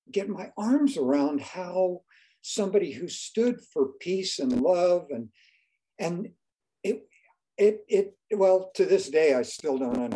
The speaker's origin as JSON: {"language": "English", "town": "Miami", "region": "Florida", "country": "United States", "tie": "born or raised there", "also_born_or_lived": "New York", "moved": "as an adult", "said": "I grew up in a in a suburb of Miami called Coconut Grove. Uh-huh. And then I went to New York to go to the Merchant Marine Academy."}